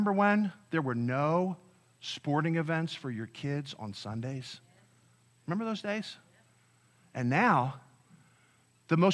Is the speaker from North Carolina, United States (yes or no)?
no; Delaware County, Pennsylvania, United States; I grew up in Delaware County in Pennsylvania